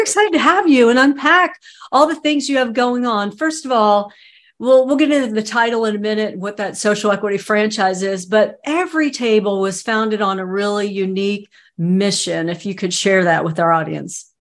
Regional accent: Southeast United States, United States; I'm from the Southeast United States

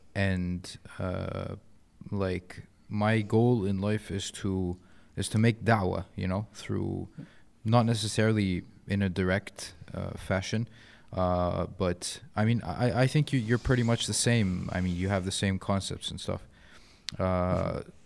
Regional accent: Egypt; also born or lived in Canada; being Egyptian

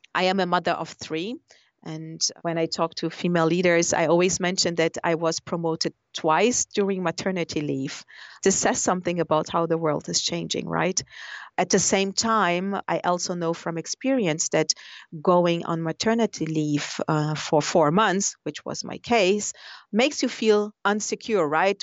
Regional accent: Brazil; moved away; I come from Brazil

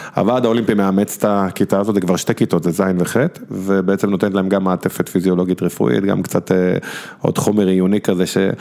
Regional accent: Bnei Brak, Tel Aviv District, Israel; אני זוכר בתור ילד בפרדס כץ

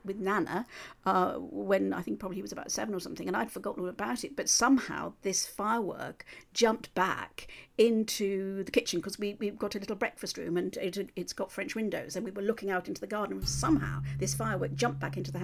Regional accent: Cheshire, North West England, United Kingdom; I come from Cheshire

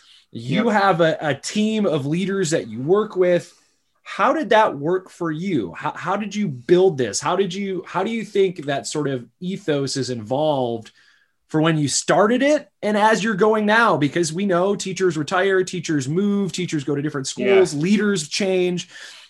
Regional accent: Midwest, United States; you and I grew up in scenes in the Midwest

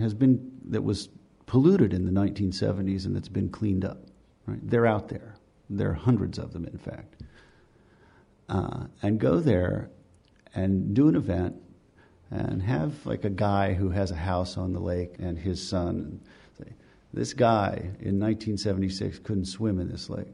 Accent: West Virginia, United States; moved away; I'm from West Virginia

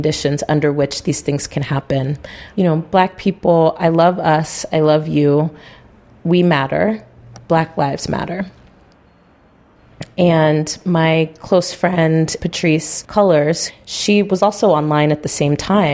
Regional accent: San Rafael, California, United States; also born or lived in Tiburon, California; I grew up in San Rafael in the Canal District, which is a very low-income, mostly Black and brown area in Marin County

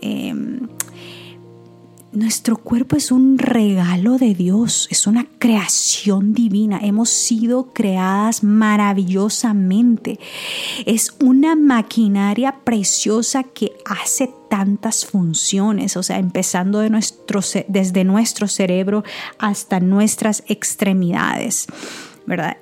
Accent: El Salvador; moved away; todavía estaba en mi país, en El Salvador

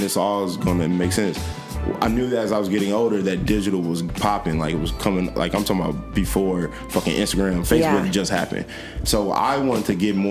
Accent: Ferguson, Missouri, United States; also born or lived in Dellwood, Missouri; now in Chicago, United States; I grew up in Ferguson.

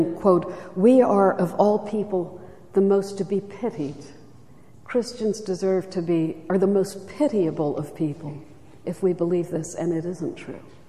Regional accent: Charleston, South Carolina, United States; I was raised in Charleston, South Carolina, beautiful city

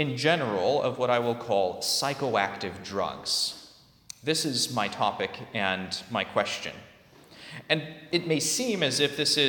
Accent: California, United States; I'm from California

